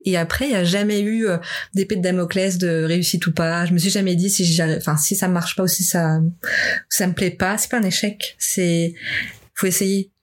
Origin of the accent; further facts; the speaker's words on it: Lyon, Auvergne-Rhône-Alpes, France; moved away as an adult; also born or lived in Dijon / Tours / Oxford / Madrid; now in Montreal, Canada; je suis de Lyon moi à la base.